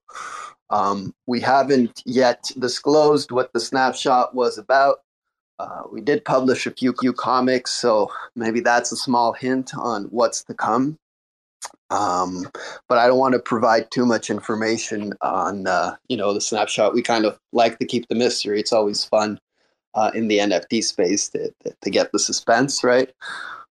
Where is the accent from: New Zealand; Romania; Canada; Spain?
Canada; Montreal, Quebec; I'm also from Montreal